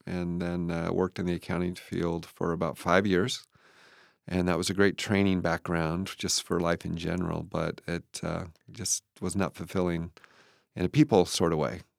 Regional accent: Moses Lake, Washington, United States; also born or lived in Kent, Washington; I was born in Moses Lake.

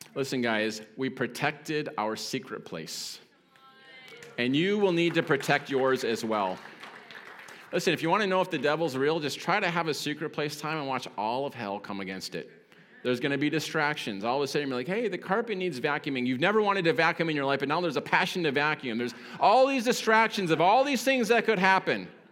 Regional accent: Detroit, Michigan, United States; I'm from Detroit.

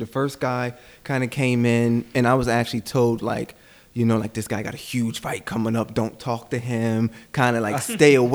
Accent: Coatesville, Pennsylvania, United States; moved away; where I'm from Coatesville

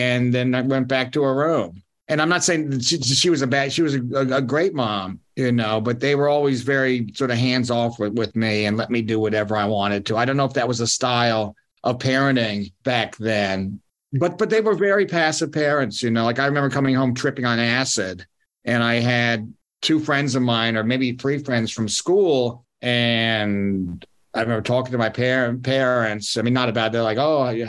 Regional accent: New York, United States; in the neighborhood of Yorkville, where I grew up in the Upper East Side

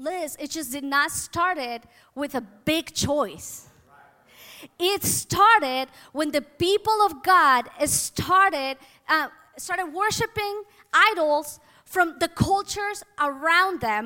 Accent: Mexico; moved away; I was born and I grew up in Mexico, so my culture is Mexican or was Mexican

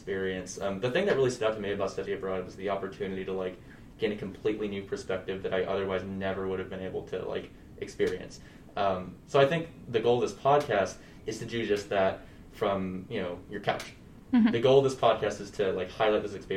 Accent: Dallas, Texas, United States; moved away as an adult; now in Notre Dame, United States; I'm originally from Dallas, Texas

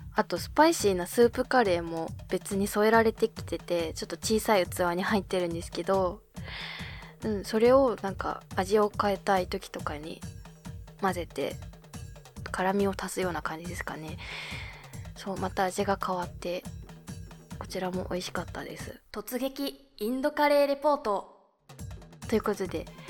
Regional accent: Abashiri area, Hokkaido, Japan; now in Tokyo, Japan; 地元に帰省した

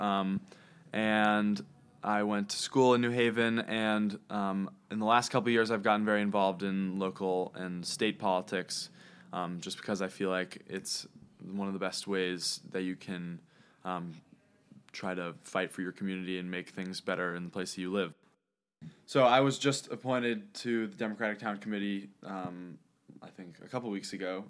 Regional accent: New Haven, Connecticut, United States; I grew up in East Rock in New Haven

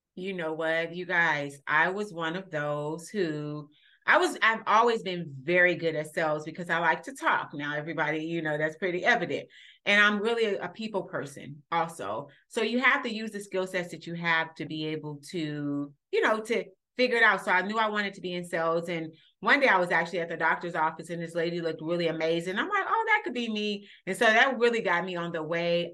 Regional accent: Los Angeles, California, United States; moved away as an adult; also born or lived in Illinois; I grew up in Los Angeles, California

